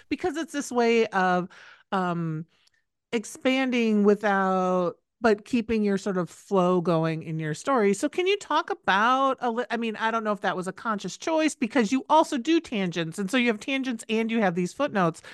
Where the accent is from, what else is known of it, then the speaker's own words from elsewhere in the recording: Midwest, United States; I grew up in the Midwest